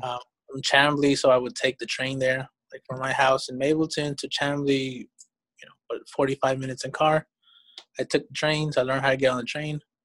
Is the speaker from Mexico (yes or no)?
yes; Mexico; also born or lived in Georgia, United States; now in United States; I was born in Mexico.